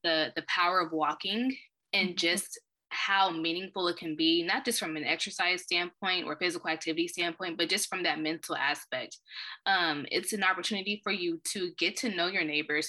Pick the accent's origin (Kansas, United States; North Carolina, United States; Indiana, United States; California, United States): Kansas, United States; Wichita; moved away as an adult; also born or lived in Iowa / Illinois; I've been born and raised in Wichita, Kansas.